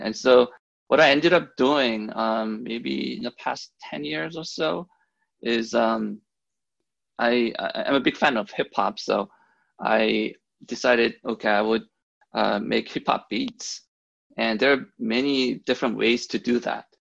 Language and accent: English; Germany; moved away as an adult; also born or lived in South Korea; now in Seattle, United States; I'm originally from South Korea. Um, I was born there. And then um, I ended up growing up in, in Germany in the 90s when my, my father um, got a job there.